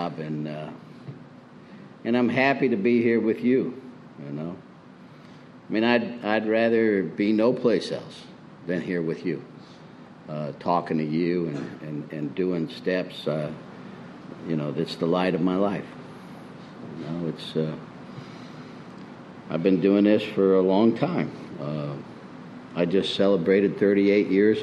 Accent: Springfield, Illinois, United States; moved away as an adult; also born or lived in Miami, Florida / Pompano Beach, Florida; now in Prescott, United States; I was born in 1952 in Springfield, Illinois, and alongside the cornfields, and in the 50s as a kid

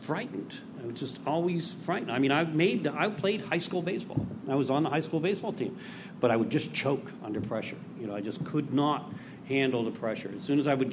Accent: Pittsburgh, Pennsylvania, United States; I'm from Pittsburgh originally

